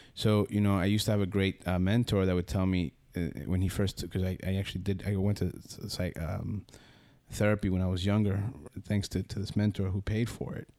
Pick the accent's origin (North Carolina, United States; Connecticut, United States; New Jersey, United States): New Jersey, United States; Union City; moved away as an adult; now in Costa Rica; I grew up, uh, in Union City, New Jersey, right next to the River Hudson